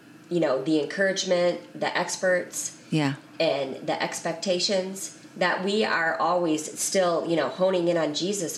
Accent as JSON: {"language": "English", "region": "Wisconsin", "country": "United States", "tie": "born or raised there", "moved": "yes", "said": "I was born and raised in Wisconsin."}